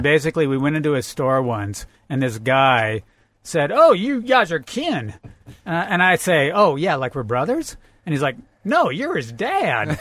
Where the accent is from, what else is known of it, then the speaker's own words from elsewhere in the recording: Central Oregon, United States; moved away as an adult; now in Las Vegas, United States; I grew up in Central Oregon